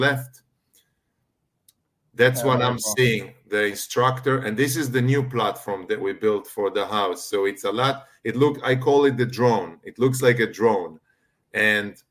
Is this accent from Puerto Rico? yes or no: no; Israel; moved away as an adult; I'm originally from Israel.